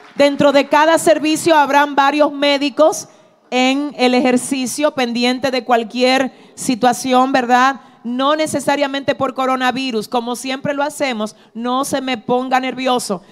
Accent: Dominican Republic

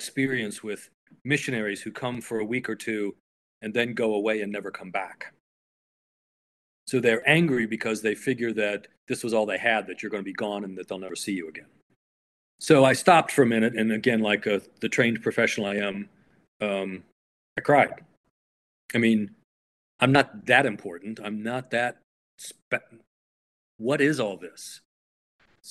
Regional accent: United States; as an American

